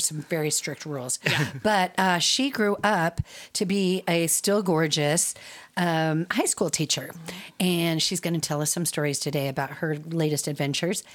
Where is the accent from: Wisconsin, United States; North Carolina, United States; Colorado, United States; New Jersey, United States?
Colorado, United States; Arvada; also born or lived in Georgia, United States; I was born in Colorado, and we lived in Georgia for six years. When we came back in 1980, um, started going to public school in Arvada